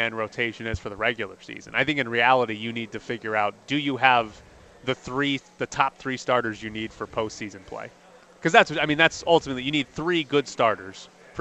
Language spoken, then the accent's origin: English; Mississippi, United States; moved away; growing up in Mississippi